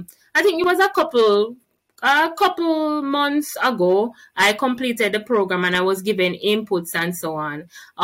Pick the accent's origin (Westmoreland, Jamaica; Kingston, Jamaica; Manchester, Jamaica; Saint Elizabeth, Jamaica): Manchester, Jamaica; Newhall District; I'm from Newhall District in Manchester. It's a rural community